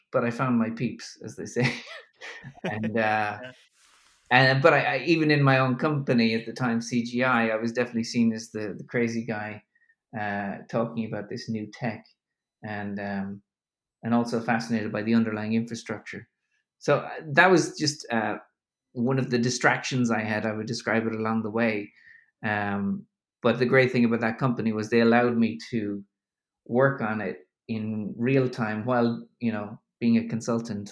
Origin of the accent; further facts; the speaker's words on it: Ireland; also born or lived in New York; now in Berlin, Germany; I'm an Irishman uh, living in Germany at the moment